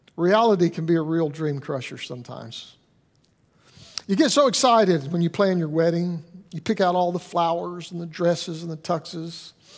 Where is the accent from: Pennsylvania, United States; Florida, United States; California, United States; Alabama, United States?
Alabama, United States; I'm from Alabama